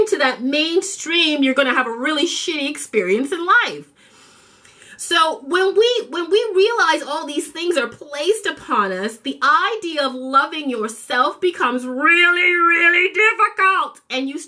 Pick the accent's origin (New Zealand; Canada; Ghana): Canada; Toronto, Ontario; also born or lived in Jamaica; I grew up in Toronto, Canada